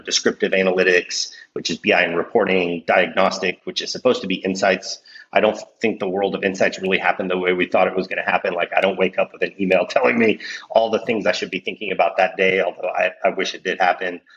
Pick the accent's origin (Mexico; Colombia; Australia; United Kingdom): Mexico; moved away; I'm originally from Mexico